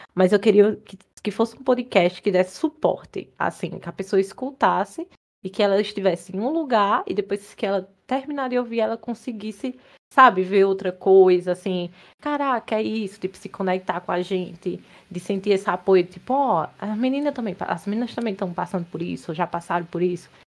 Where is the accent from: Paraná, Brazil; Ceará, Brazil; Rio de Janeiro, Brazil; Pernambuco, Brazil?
Pernambuco, Brazil; moved away; also born or lived in Campina Grande, Paraíba; Também sou nordestina, pernambucana, nascida e criada em Pernambuco